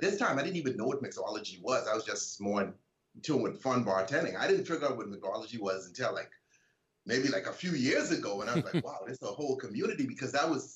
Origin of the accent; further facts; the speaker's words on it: Bahamas; I grew up in the Bahamas